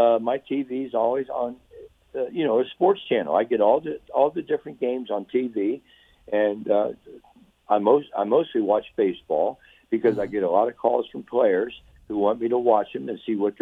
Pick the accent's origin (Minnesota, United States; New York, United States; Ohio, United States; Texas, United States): Ohio, United States; Cincinnati; I'm from Cincinnati, Ohio